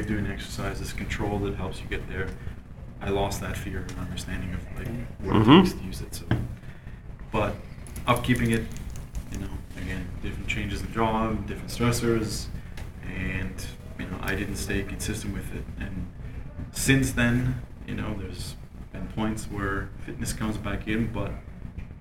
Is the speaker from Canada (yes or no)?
yes; Canada; As a Canadian boy, I just grew up on milk